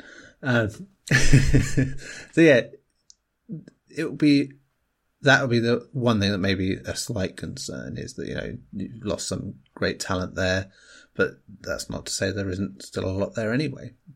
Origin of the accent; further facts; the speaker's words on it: England, United Kingdom; as an Englishman